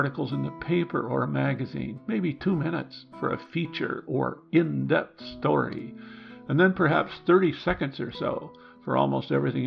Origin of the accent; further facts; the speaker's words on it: Midwest, United States; Growing up in the Midwest